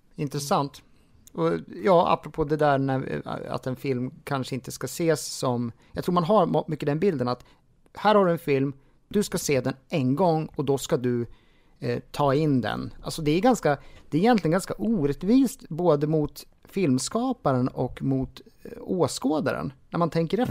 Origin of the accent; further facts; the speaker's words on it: Jämtland, Sweden; moved away; jag kommer från Jämtland ursprungligen och jag har faktiskt flyttat tillbaka dit nu